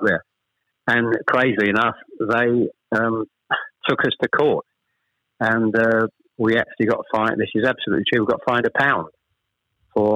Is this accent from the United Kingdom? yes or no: yes; Chelmsford, East of England, United Kingdom; also born or lived in Ashton-under-Lyne; We actually moved south from Manchester. I was born in Ashton-under-Lyne. We actually moved south to Chelmsford when I was probably, I was the eldest of three, when I was probably about seven or eight